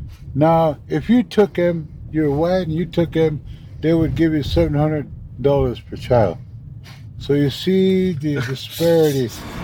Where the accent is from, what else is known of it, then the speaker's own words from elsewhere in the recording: Pine Ridge Reservation, South Dakota, United States; I grew up, I was raised on the Pine Ridge Reservation all my life.